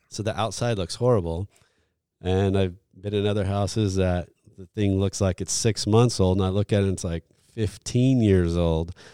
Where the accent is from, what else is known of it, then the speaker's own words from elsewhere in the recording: Florida, United States; I'm from Florida